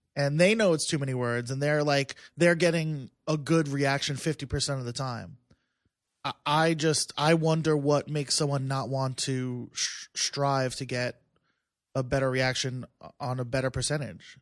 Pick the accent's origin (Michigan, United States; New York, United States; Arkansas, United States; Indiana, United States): New York, United States; Plainview; also born or lived in Philadelphia; I'm in Bethpage now. I grew up in Plainville